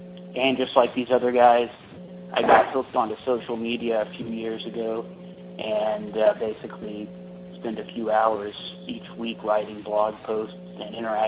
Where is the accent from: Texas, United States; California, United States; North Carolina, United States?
North Carolina, United States; Durham; from Durham, North Carolina.